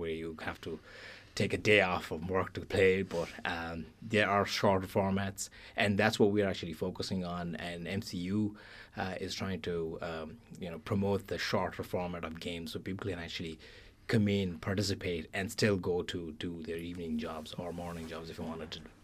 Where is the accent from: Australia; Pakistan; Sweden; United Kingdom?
Pakistan; now in Ireland; I'm originally from Pakistan